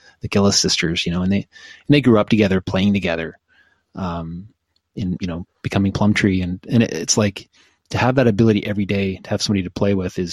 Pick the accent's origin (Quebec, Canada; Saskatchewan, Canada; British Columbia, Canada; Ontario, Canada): Ontario, Canada; Oshawa; I grew up in Oshawa